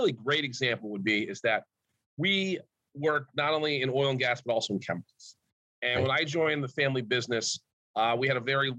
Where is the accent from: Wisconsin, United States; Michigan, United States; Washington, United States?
Michigan, United States; also born or lived in New York; growing up in Michigan, I went to Cranbrook